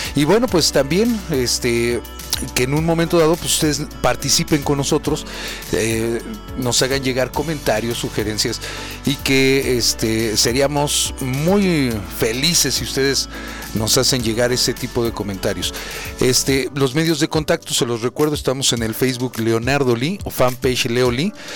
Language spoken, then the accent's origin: Spanish; Tlalnepantla, State of Mexico, Mexico; soy de Tlane y los de Tlane así somos